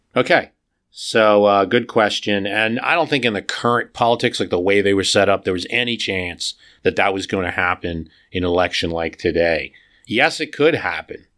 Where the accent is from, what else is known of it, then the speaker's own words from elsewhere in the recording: New Jersey, United States; my home state of New Jersey